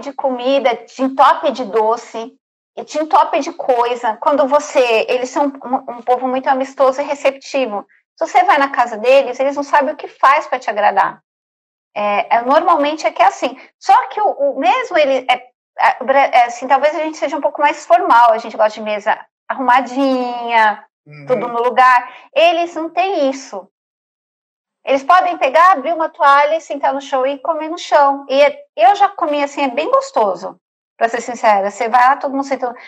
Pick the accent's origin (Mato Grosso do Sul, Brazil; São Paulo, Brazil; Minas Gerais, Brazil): São Paulo, Brazil; now in Egypt; eu sou de São Paulo